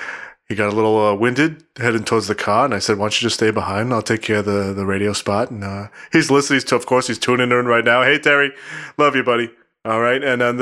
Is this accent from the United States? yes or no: no; Canada; I'm Canadian.